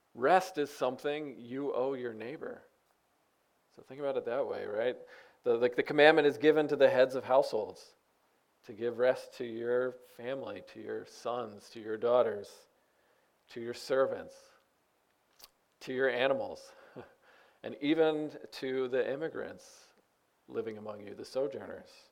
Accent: United States; I'm an American

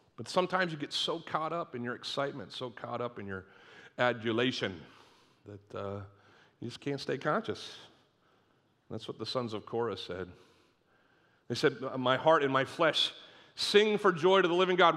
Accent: Northeast, United States; moved away; I grew up in the Northeast

